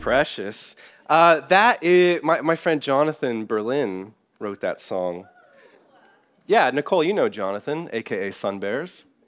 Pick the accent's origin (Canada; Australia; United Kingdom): United Kingdom; Northern Ireland; now in United States; someone from Northern Ireland, which has its own kind of tricky political situation, as many of you would know in my home country